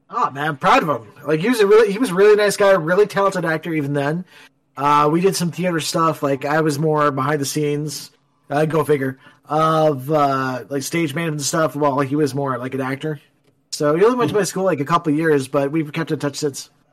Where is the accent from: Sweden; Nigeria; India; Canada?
Canada; I am proudly Canadian.